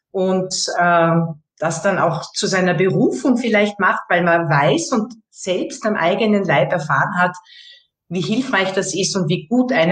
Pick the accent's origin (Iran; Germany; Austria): Austria; Bei uns in Österreich sagt man einfach, ja, Servus